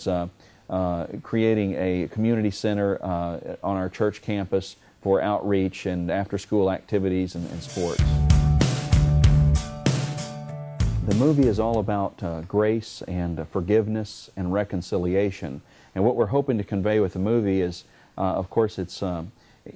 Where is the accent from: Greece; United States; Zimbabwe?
United States; Arkansas; moved away as an adult; now in Memphis, United States; I grew up in Arkansas